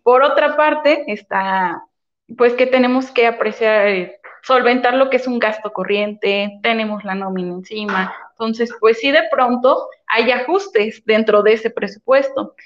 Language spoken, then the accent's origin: Spanish; Los Garcías, Cañada Morelos, Puebla, Mexico; yo soy de la Junta Auxiliar de los Garcías